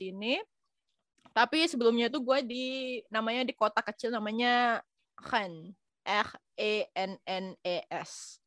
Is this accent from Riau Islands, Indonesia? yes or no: yes; Batam, Riau Islands, Indonesia; moved away as an adult; also born or lived in Jakarta; now in France; gua aslinya Batam. Gua tuh dari Batam